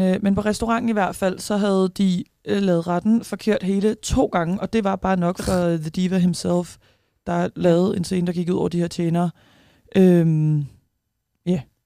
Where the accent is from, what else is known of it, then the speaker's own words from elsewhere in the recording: Tornby, North Denmark Region, Denmark; now in Aarhus, Denmark; Jeg er fra Tornby. Jeg bor i Aarhus